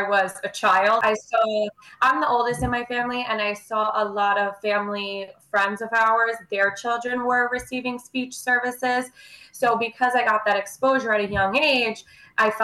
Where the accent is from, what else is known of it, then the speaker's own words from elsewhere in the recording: New York, United States; also born or lived in Maryland; I am based in New York, born and raised in New York